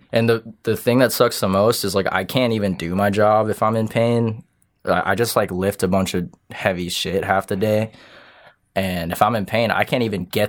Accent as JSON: {"language": "English", "country": "France", "said": "I don't know. I'm from France."}